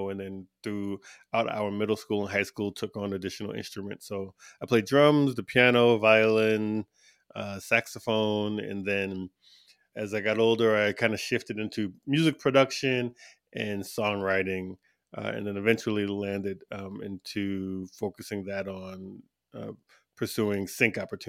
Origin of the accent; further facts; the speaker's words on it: East Coast, United States; now in Tucson, United States; Well, I'm from all over, but I'm from the East Coast of the U.S. originally. But I'm currently based in Tucson, Arizona